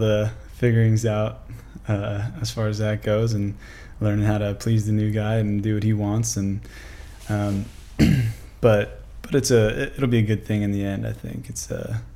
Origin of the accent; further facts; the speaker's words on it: Zillah, Washington, United States; moved away as an adult; also born or lived in Billings, Montana; now in Idaho, United States; I grew up in Zilla, Washington, south of Yakima.